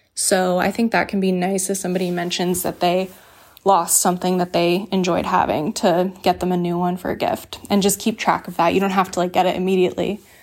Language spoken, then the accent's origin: English; the South, United States; I grew up in the South